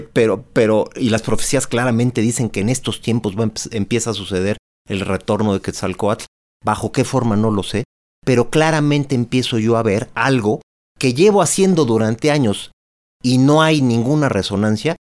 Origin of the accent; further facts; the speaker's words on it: Mexico; como mexicanos